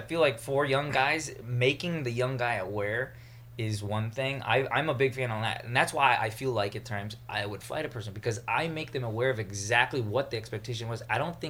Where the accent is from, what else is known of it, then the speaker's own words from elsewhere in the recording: Pasadena, California, United States; I grew up in Pasadena.